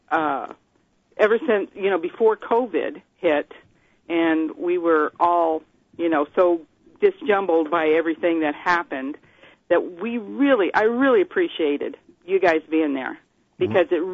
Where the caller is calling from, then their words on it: Vermont, United States; from Vermont.